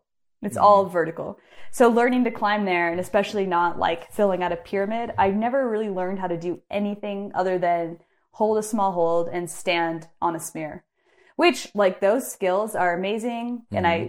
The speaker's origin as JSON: {"language": "English", "town": "Bend", "region": "Oregon", "country": "United States", "tie": "born or raised there", "said": "He was also from Bend, born and raised in Bend, like me."}